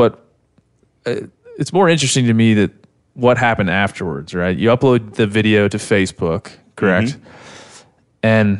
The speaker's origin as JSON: {"language": "English", "region": "Maryland", "country": "United States", "also_born_or_lived": "Texas", "moved": "yes", "lives_now": "Bozeman, United States", "said": "I'm an East Coast kid. I'm from Maryland originally."}